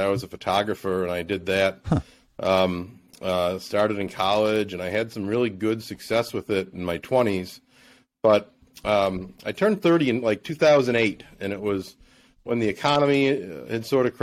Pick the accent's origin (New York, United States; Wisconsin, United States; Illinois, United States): New York, United States; Buffalo; also born or lived in Naples, Florida; my hometown, to Buffalo